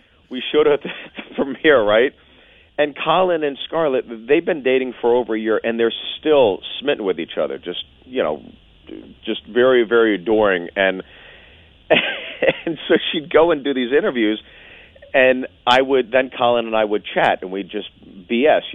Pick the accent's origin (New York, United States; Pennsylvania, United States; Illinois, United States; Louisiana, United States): Pennsylvania, United States; Pittsburgh; I'm from Pittsburgh.